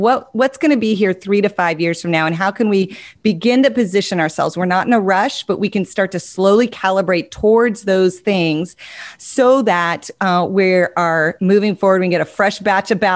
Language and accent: English; Montana, United States; I grew up in Montana.